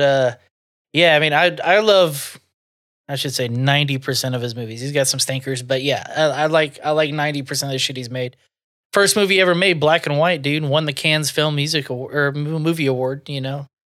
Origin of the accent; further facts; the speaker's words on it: the South, United States; I'm from the South, so I do have some tendencies